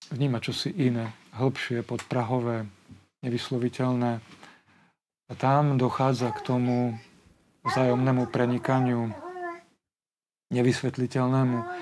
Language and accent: Slovak; Poprad, Prešov Region, Slovakia; also born or lived in Košice / Bratislava; detstvo ja som prežil v Poprade dve tretiny, tretinu v Košiciach